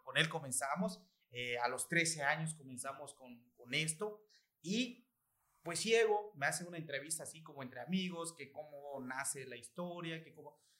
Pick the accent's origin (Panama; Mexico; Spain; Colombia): Mexico; Nunkiní, Campeche; Soy de Nunquini